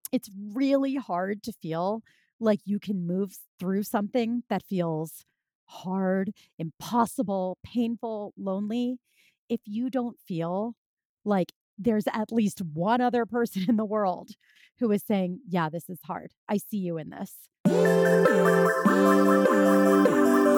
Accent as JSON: {"language": "English", "town": "Philadelphia", "region": "Pennsylvania", "country": "United States", "tie": "born or raised there", "moved": "as an adult", "lives_now": "New York City, United States", "said": "they continued on to Philadelphia, which is, that's my hometown"}